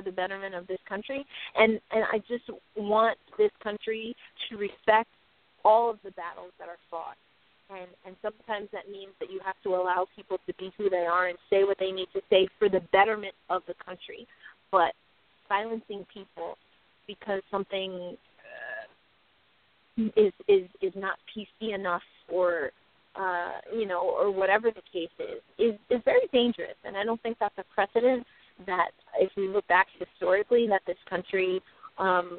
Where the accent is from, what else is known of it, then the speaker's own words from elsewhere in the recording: United States; I'm very proud to be from America.